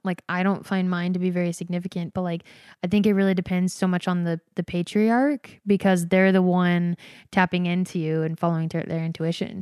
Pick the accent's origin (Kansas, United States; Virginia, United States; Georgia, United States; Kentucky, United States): Georgia, United States; moved away; also born or lived in Provo, Utah; I grew up Mormon in Georgia